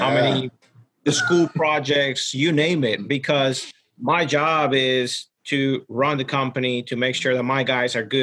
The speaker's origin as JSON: {"language": "English", "country": "Ecuador", "tie": "born or raised there", "moved": "yes", "said": "I was born and raised in Ecuador"}